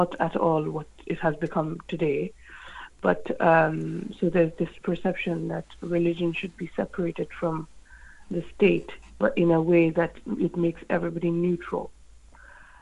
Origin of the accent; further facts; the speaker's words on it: France; moved away as an adult; now in United Kingdom; I'm from France